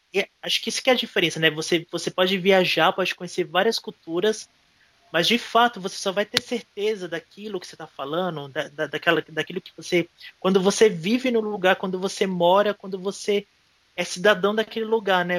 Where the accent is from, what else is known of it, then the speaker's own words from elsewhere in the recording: Pernambuco, Brazil; eu sou nordestino com muito orgulho. Eu estou de volta para minha terra